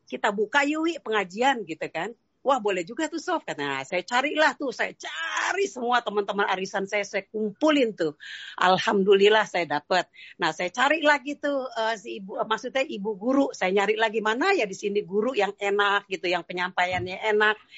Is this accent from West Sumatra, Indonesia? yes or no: no; Jakarta, Indonesia; saya orang Betawi ya, uh, orang Betawi Sunda juga.